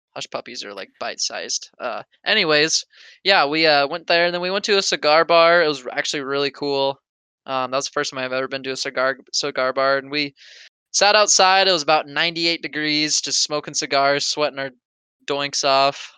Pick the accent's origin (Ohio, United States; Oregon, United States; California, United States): Oregon, United States; I'm from Oregon